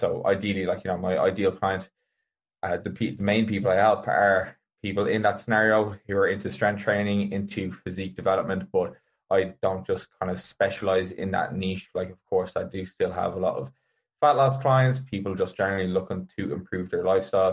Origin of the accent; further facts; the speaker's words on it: County Meath, Ireland; the community I grew up in Mead had a big badminton club